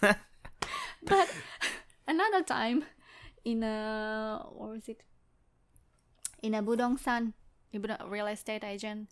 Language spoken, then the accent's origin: English; Indonesia; first language Indonesian; English is a second language; moved away; I lost some, uh, Indonesian words because I don't live there anymore.